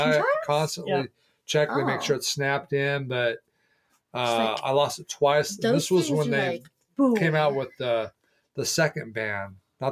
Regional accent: Southern California, United States; now in Oregon, United States; growing up in Southern California

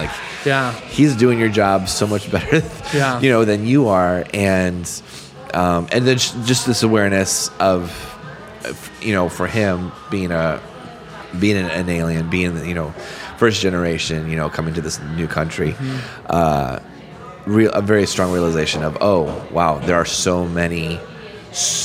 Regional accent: Michigan, United States; we grew up in Michigan as kids.

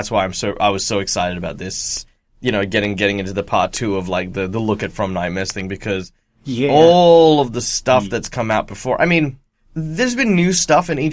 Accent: Australia; as an Australian

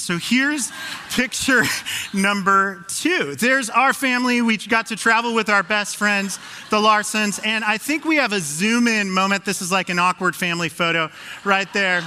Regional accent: Phoenix, Arizona, United States; moved away as an adult; now in Pacific Northwest, United States; I'm a transplant from Phoenix, Arizona, the Valley of the Sun

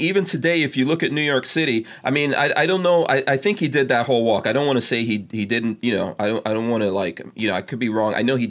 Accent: Guyana; born there; also born or lived in England / Nigeria; I was born in Guyana, third world country, South America. I did live in England for a little while, but I also lived in Nigeria and went through a lot of blackouts and things like that.

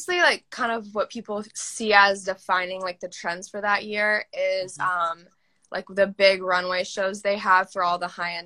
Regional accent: Nebraska, United States; now in Los Angeles, United States; up in Nebraska

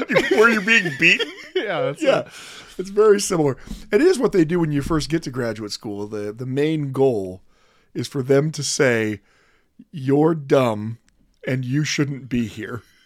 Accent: Idaho, United States; Growing up in Idaho

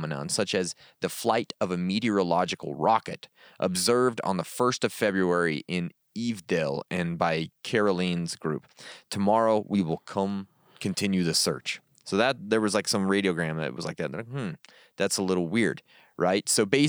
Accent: Yekaterinburg, Sverdlovsk Oblast, Russia; From hometown Yekaterinburg. Home of a Russian hot dog.

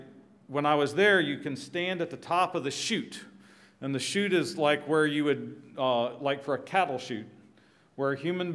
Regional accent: Suriname; born there; Dick mentioned I was born in Suriname. The arrow that says, I don't know if you can see it, Dutch Guianas, that's where I was born, and my parents were missionaries among escaped African slaves, not native South Americans.

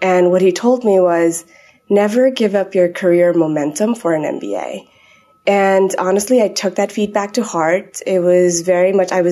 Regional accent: Nepal; moved away; I grew up in Nepal, so I always had a bit of this international background.

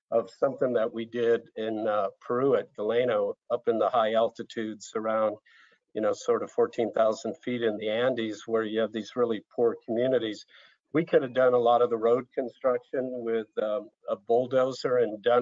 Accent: Brazil; as a sort of 12, 13 year old growing up in Brazil and, and kind of seeing a, a different culture and, and living around favelas

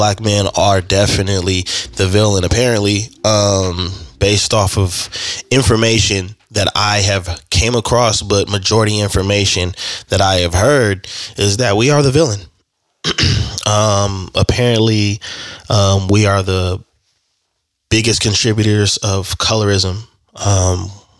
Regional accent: Bakersfield, California, United States; in my hometown where I was born

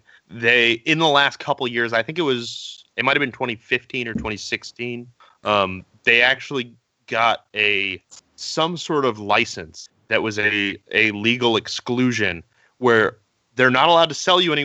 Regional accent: Connecticut, United States; moved away; I grew up in Connecticut

